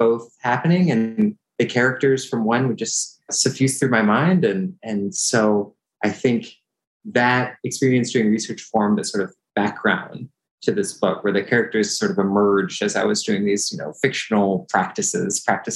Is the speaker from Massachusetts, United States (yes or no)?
no; San Francisco Bay Area, California, United States; born or raised there